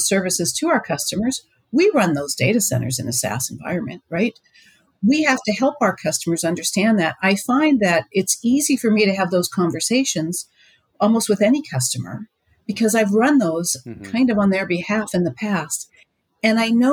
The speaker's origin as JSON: {"language": "English", "area": "Pittsburgh area", "region": "Pennsylvania", "country": "United States", "said": "come from that part of that neck of the woods"}